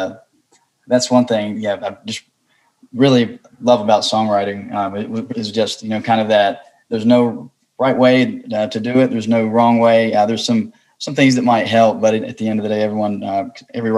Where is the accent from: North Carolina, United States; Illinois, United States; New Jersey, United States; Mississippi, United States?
North Carolina, United States; Wilkesboro; growing up in Wilkesboro, North Carolina, I was introduced to bluegrass and folk old time music